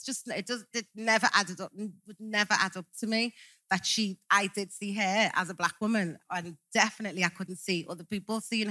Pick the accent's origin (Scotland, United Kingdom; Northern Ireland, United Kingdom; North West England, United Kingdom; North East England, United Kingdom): North West England, United Kingdom; Liverpool; growing up in Liverpool